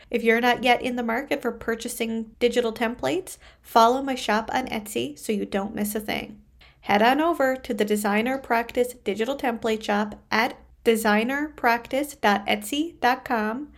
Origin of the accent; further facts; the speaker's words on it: Canada; I am a Canadian social worker